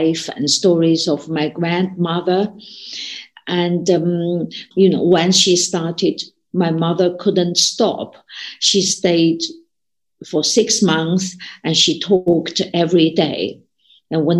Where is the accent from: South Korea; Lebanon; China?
China; when I was growing up in China